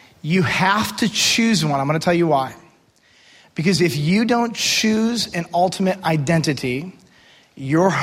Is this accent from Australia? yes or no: no; United States; I am an American